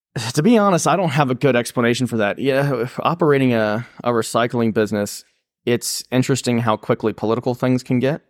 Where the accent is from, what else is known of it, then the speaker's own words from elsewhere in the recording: Pickens, South Carolina, United States; growing up in Pickens